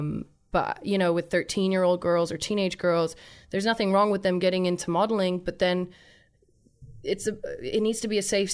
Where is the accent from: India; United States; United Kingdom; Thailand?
Thailand; We me and my family, we grew up in Thailand.